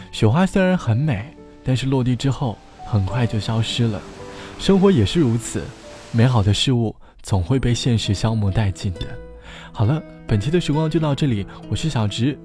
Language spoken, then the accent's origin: Chinese; southern China, China; now in Shanghai, China; 从小在南方长大的我